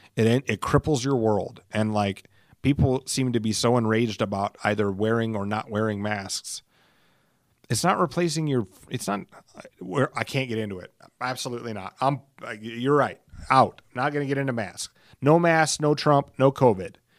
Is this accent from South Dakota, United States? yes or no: yes; Alcester, South Dakota, United States; moved away; I was raised in Elsister